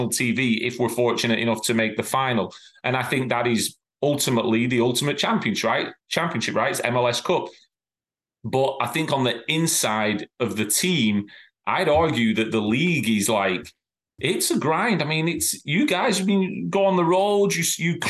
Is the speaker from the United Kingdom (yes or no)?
yes; England, United Kingdom; also born or lived in Ireland (ancestry); now in Cincinnati, United States; As an Englishman, I've grown up with the league champion being the league champion